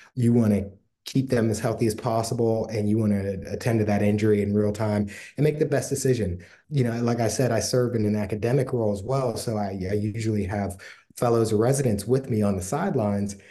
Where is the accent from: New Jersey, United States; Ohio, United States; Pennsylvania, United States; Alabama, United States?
Pennsylvania, United States; Pittsburgh; I'm from Pittsburgh